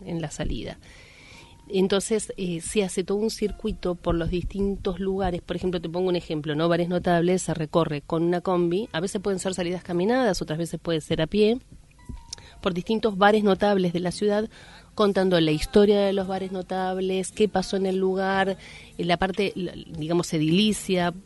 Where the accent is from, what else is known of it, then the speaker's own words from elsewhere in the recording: Argentina; como argentinos